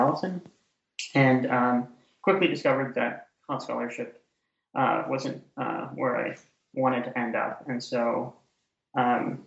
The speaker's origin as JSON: {"language": "English", "country": "Canada", "also_born_or_lived": "Ottawa, Ontario", "moved": "as an adult", "said": "I'm Canadian originally"}